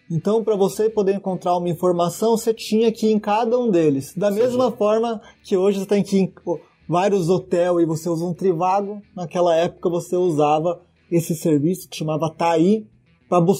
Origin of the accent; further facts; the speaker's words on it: Dourados, Mato Grosso do Sul, Brazil; now in São Paulo, Brazil; eu sou sumatogrossense, né? Sou natural de Dourados. É, 1.600 quilômetros aqui de São Paulo.